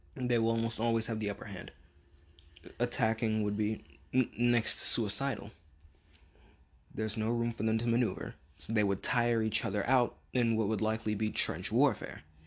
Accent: United States; us being American

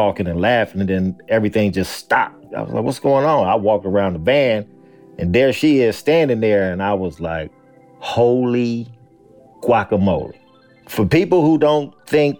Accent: Los Angeles, California, United States; I'm born and raised in Los Angeles

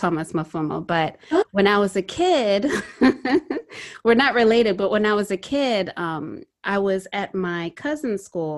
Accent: Harare, Zimbabwe; moved away; I'm from Tenwald in Harare

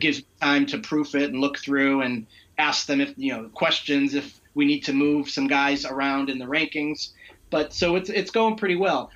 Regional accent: Western Massachusetts, United States; I'm I'm in Western Massachusetts

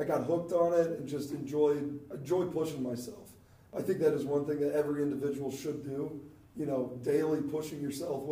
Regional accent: Ohio, United States; me and my brother, growing up in Ohio

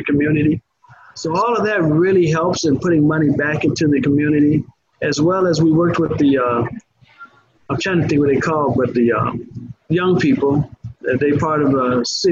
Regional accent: Chicago, Illinois, United States; now in Orlando, United States; I was raised up in Chicago, but an all-Black area, or Inglewood to be specific

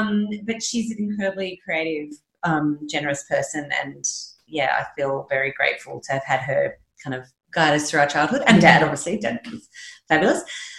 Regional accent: Sydney, New South Wales, Australia; also born or lived in Mudgee; I grew up in Sydney, yep. but we shared a farm with another family just out near Mudgee at Louis when I was a kid.

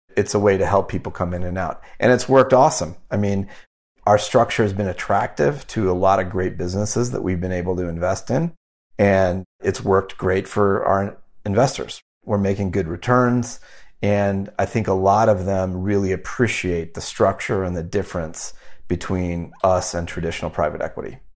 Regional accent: United States; also born or lived in Wyoming / Omaha, Nebraska; I grew up in Wyoming and Omaha, Nebraska

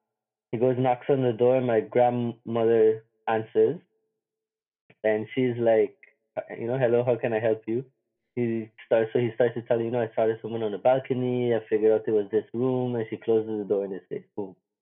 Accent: Simpson Bay, Sint Maarten; I grew up in Simpson Bay, so I grew up right next to the beach

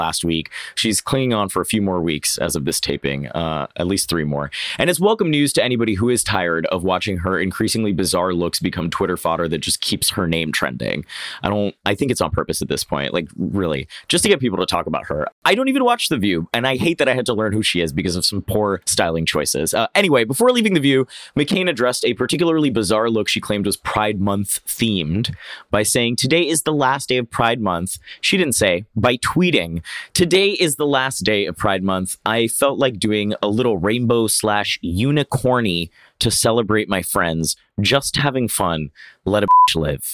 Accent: Oviedo, Florida, United States; moved away; I grew up right outside Orlando in a tiny little town called Oviedo

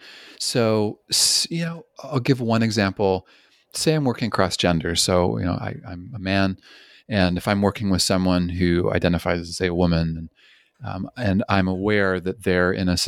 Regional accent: Canada; also born or lived in British Columbia; I'm originally from Canada, and I spent 10 years in British Columbia.

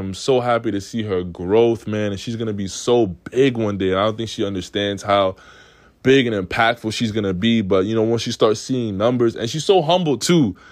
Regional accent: New York City, New York, United States; also born or lived in Oswego; I come from Queens where everybody's with everybody

